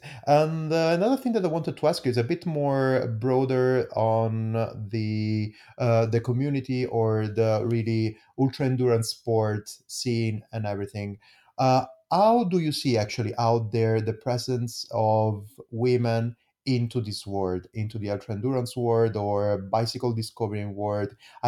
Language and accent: English; Italy; English is a second language; as well as in Italy, I am Italian. I don't know, everybody knows it. I don't know if you understood from my amazing accent.